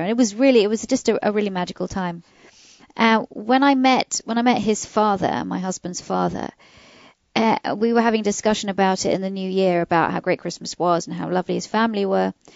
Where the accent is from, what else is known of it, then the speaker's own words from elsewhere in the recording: United Kingdom; now in United States; my British family